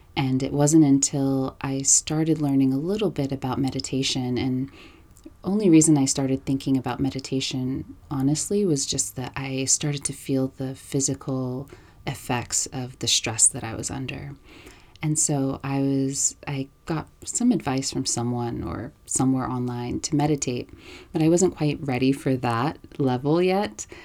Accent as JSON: {"language": "English", "town": "New York City", "region": "New York", "country": "United States", "tie": "born or raised there", "moved": "as an adult", "lives_now": "Los Angeles, United States", "said": "I live in Los Angeles now. I'm originally from New York"}